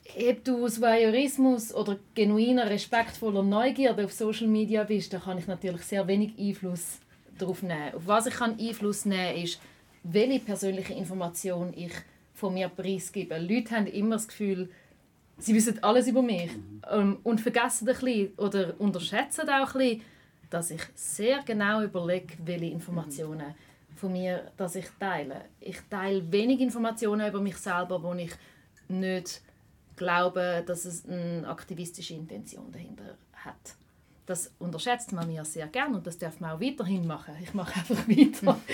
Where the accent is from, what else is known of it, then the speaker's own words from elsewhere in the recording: Schaffhausen, Switzerland; now in Zurich, Switzerland; in Zürich, wo ich wohne, aber auch in Schaffhausen, wo ich aufgewachsen bin